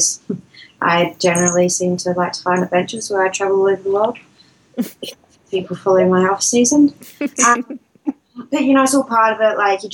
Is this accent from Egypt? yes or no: no; Adelaide, South Australia, Australia; Adelaide's my hometown